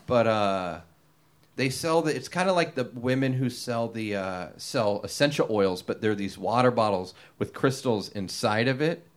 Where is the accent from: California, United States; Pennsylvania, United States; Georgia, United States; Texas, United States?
California, United States; Long Beach; I grew up in Long Beach.